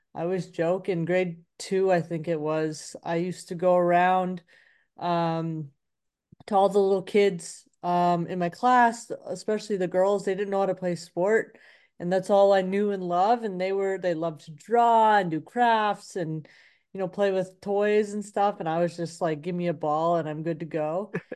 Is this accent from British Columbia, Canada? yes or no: yes; Vancouver, British Columbia, Canada; moved away; I grew up in inner city Vancouver, East